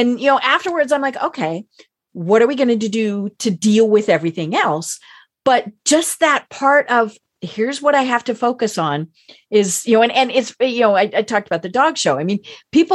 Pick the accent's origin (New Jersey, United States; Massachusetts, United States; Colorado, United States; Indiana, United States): Colorado, United States; I'm from Colorado